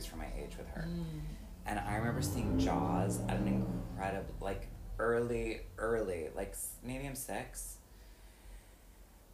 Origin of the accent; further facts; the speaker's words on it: Wisconsin, United States; I'm absolutely from Wisconsin